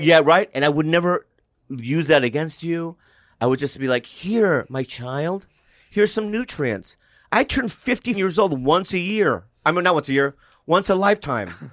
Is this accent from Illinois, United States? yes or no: no; Poway, California, United States; I grew up in Poway in the suburbs